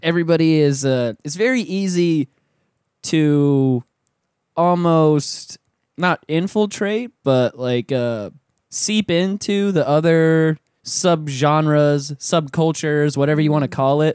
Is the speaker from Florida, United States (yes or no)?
yes; Pensacola, Florida, United States; now in Orlando, United States; I'm from Pensacola